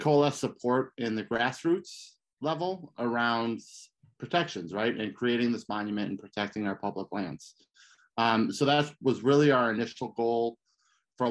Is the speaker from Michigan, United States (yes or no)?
yes; Detroit, Michigan, United States; also born or lived in New Mexico; now in Las Cruces, United States; So I'm from Michigan, originally from Detroit